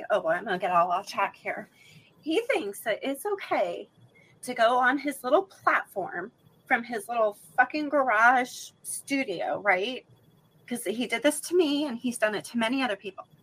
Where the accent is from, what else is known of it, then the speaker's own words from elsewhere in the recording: West Coast, United States; now in Alabama, United States; I live in Alabama, but I'm sure you guys can tell by my accent I'm not from Alabama. I'm from the West Coast.